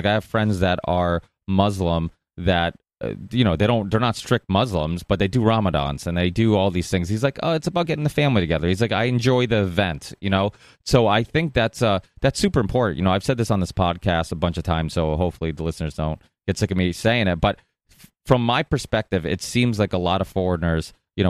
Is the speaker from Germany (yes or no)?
no; Portugal; Yeah, well, I'm Portuguese, and I was born in Portugal. My parents still make wine.